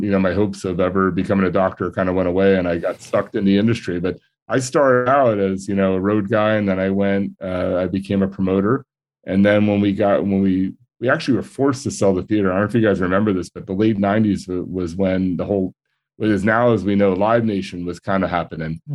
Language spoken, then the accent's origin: English; New Jersey, United States; moved away as an adult; also born or lived in Orange County, California; now in Laguna Beach, United States; I grew up in New Jersey.